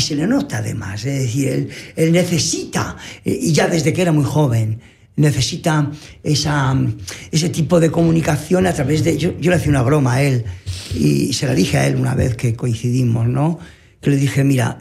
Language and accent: Spanish; Dolores, Valencian Community, Spain; moved away; mi pueblo Dolores